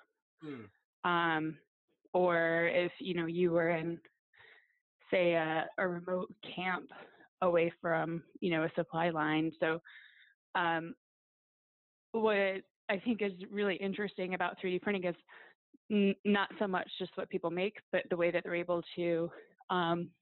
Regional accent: Detroit, Michigan, United States; I grew up in Detroit and worked in a factory

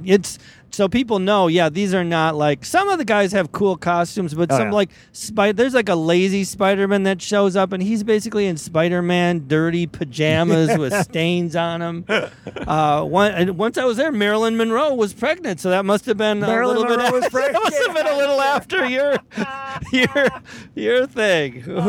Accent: Ireland; I'm like, okay, I'm Irish. Why don't I have an Irish show?

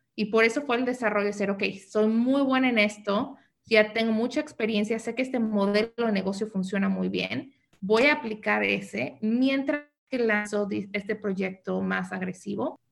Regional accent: Mexico City, Mexico; also born or lived in New York / San Diego; now in United States; yo nací en la Ciudad de México, entonces soy chilanga, pero me vine a vivir a Estados Unidos desde muy joven

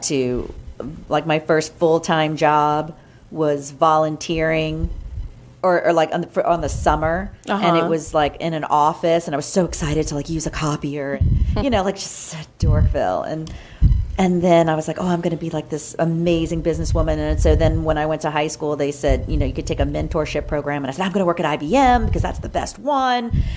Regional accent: New Orleans, Louisiana, United States; I grew up in New Orleans

